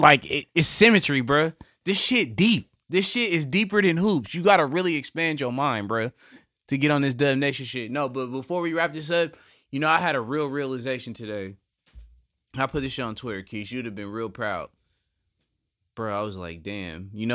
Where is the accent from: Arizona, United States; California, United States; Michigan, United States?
California, United States; The house I grew up in California is the 11th house on the 11th lane.